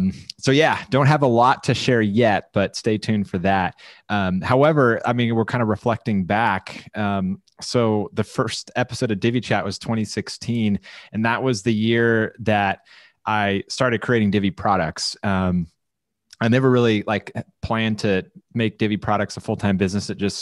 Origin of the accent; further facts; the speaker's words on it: Orange County, Southern California, United States; also born or lived in Texas; I at the time was living in Texas, lived there for 4 years, even though I grew up here in Southern California. And I heard that all of these Divi people that I've been interacting with in Facebook groups were all going to WordCamp Orange County, where I was from.